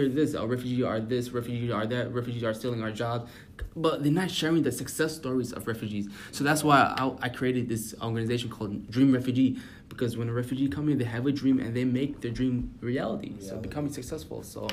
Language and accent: English; United States; growing up in America